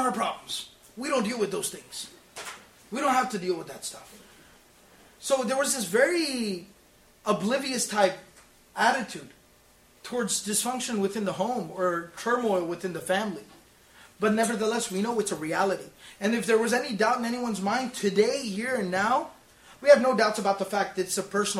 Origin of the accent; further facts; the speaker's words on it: Dallas, Texas, United States; I was born and raised in Texas, in Dallas